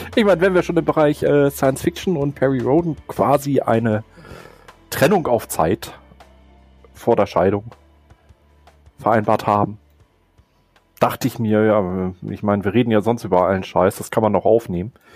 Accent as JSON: {"language": "German", "region": "Northern Germany", "country": "Germany", "said": "ich bin Norddeutscher. Bei uns trinkt man zum Beispiel auch Bananenweizen"}